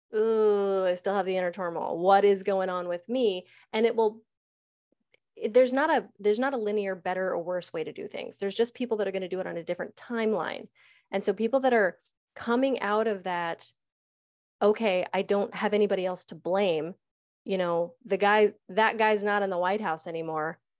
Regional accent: United States; I'm an American

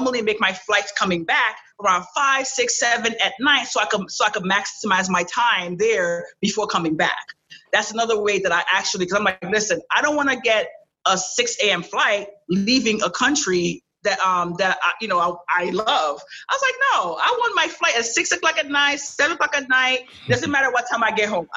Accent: New York City, New York, United States; English is a second language; also born or lived in Cap-Haïtien, Haiti; I was raised in New York. I was raised in Flatbush, New York

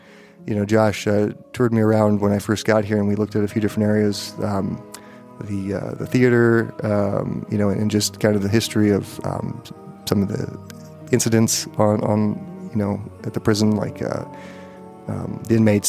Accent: Montana, United States; Growing up in Montana, you know, and going to school in Bozeman

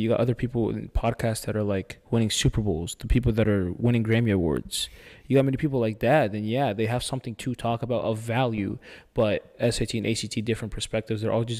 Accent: United States; We're American.

